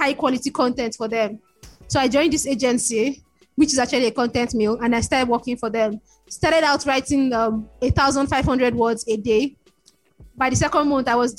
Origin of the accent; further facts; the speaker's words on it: Lagos, Nigeria; I grew up in Lagos, Nigeria, family of five kids and two parents